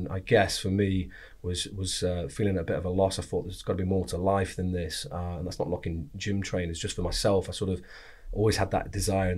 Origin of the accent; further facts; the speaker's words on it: Wigan, North West England, United Kingdom; So I grew up, or was born up in Lancashire in Wigan. Normal kind of middle class upbringing